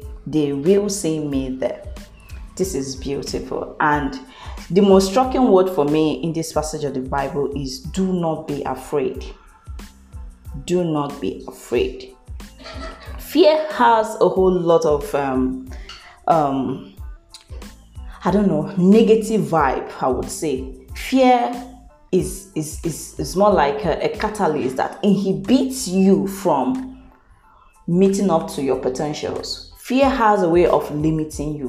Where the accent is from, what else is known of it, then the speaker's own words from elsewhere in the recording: Anambra, Nigeria; now in Enugu, Nigeria; I am from Anambra State, if you don't know. Yes. I am from Agukunri precisely